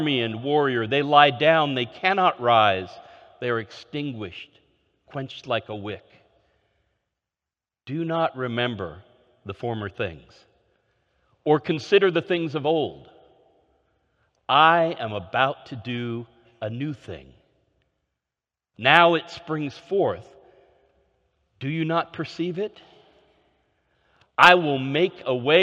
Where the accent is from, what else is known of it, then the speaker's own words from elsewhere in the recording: Oregon, United States; moved away; also born or lived in Northeast United States / Minnesota / Austin, Texas; I grew up in Oregon, where spring meant a continuation of rain with a few flowers